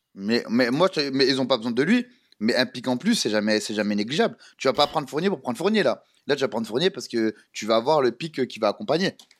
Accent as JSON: {"language": "French", "country": "France", "said": "on est des Français"}